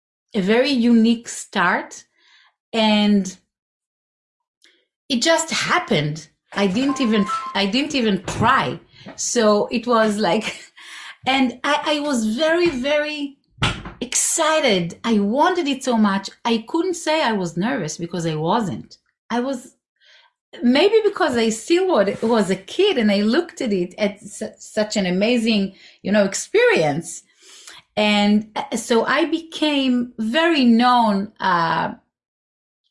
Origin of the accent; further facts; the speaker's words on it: Israel; moved away; I grew up in Israel. I was born there.